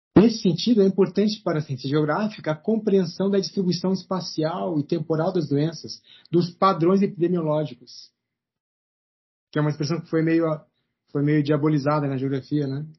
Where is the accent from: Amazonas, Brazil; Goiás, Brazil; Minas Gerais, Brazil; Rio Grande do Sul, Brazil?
Rio Grande do Sul, Brazil; moved away as an adult; also born or lived in Rio Claro; eu saí do Rio Grande do Sul, fui até Rio Claro para fazer mestrado lá